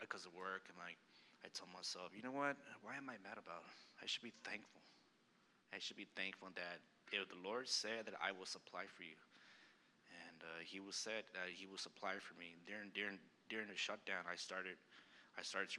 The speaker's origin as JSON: {"language": "English", "town": "El Paso", "region": "Texas", "country": "United States", "moved": "yes", "said": "I'm from El Paso, Texas, and I used to go to this Catholic church every time"}